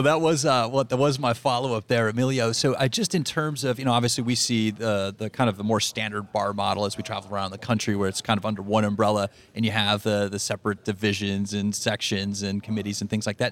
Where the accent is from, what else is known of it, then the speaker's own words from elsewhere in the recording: San Diego, California, United States; I'm in my hometown of San Diego.